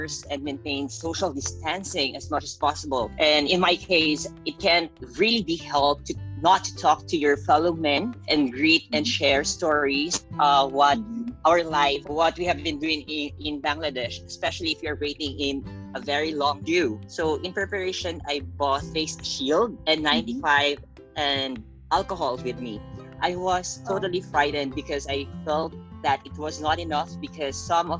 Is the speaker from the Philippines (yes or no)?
yes; Philippines; moved away as an adult; I came from the Philippines